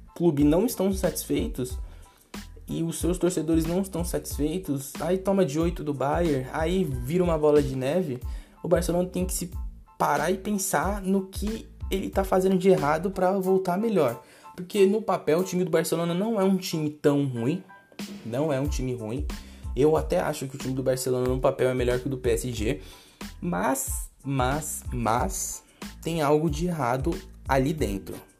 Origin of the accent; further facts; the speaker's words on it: Brazil; Eu sou brasileiro